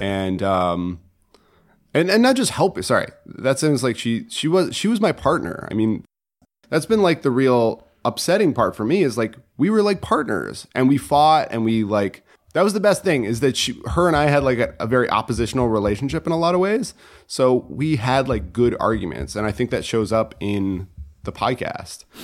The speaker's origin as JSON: {"language": "English", "region": "Connecticut", "country": "United States", "moved": "yes", "said": "I, am from Connecticut originally"}